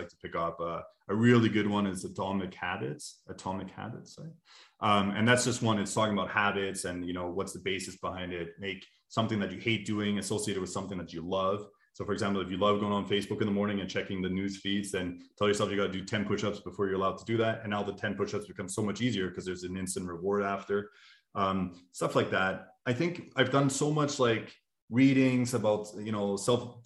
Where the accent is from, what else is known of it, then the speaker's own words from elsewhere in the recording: Montreal, Quebec, Canada; moved away; my hometown in Montreal.